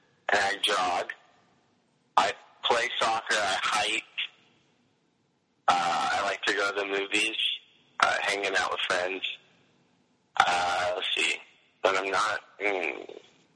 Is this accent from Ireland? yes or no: no; Australia; I'm a YouTuber from Australia